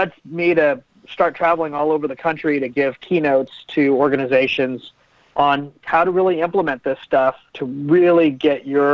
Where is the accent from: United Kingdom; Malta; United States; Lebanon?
United States; Oklahoma City, Oklahoma; I'm from Oklahoma City, and I grew a tech company